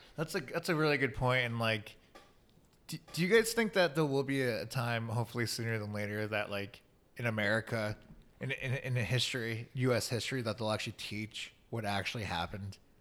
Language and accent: English; Chicago, Illinois, United States; I was born and raised in Chicago